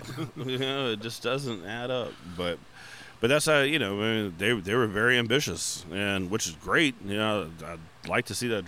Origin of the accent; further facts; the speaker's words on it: Humble, Texas, United States; I grew up in Humble.